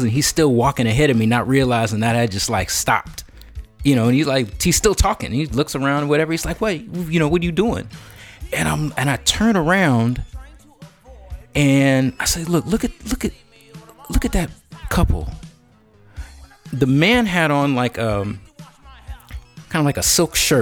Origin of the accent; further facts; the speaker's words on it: Bay Area, California, United States; also born or lived in Chicago; I grew up in the Bay Area